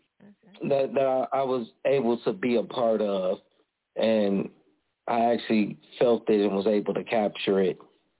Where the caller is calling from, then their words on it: Chicago, Illinois, United States; I'm calling from Chicago. … from Chicago.